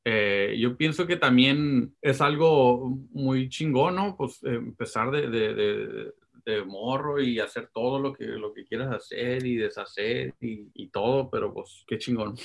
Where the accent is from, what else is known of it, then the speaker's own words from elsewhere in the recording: Los Angeles, California, United States; Pues, yo sí nací en Sur Centro